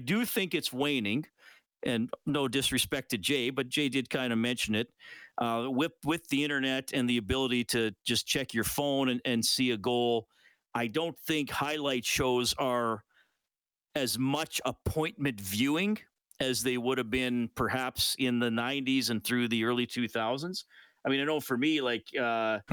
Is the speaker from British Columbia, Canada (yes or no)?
no; Kitchener, Ontario, Canada; I was born in Kitchener, Waterloo.